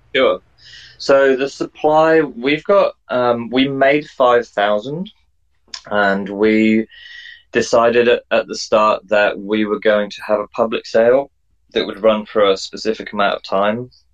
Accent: England, United Kingdom; now in New Zealand; I'm an English guy or a Pommy, as they like to call me, um, living in New Zealand.

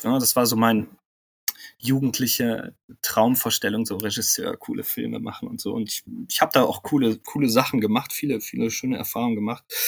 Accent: Bonn, North Rhine-Westphalia, Germany; moved away as an adult; also born or lived in Munich / Cologne; ich bin in Bonn auch aufgewachsen, bin dann äh, nach dem Abitur nach München gezogen

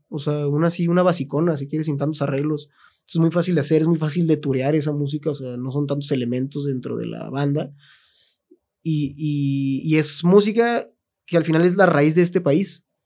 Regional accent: Mexico; güeyes que somos mexicanos

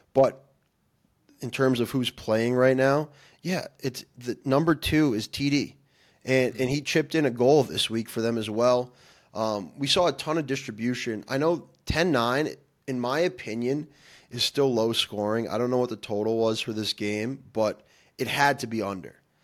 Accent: Massachusetts, United States; we're from Massachusetts

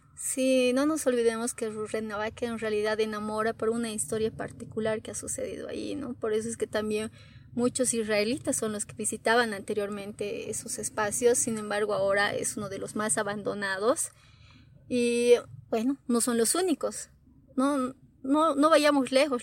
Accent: Bolivia; como bolivianos

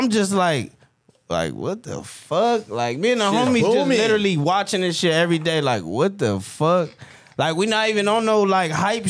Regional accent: West Coast, United States; I could rap on any beat, but it's like, bro, I'm from the West Coast. Like, this is what we own

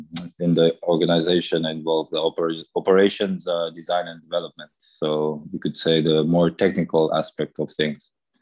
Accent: Zambia; also born or lived in Democratic Republic of the Congo; now in Germany; I'm a Congolese national, but I grew up in Zambia. So I have a bit of both words of English and French that I grew up with.

